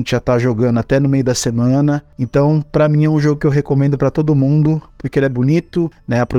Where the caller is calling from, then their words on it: Santo André, São Paulo, Brazil; sou aqui de Santo André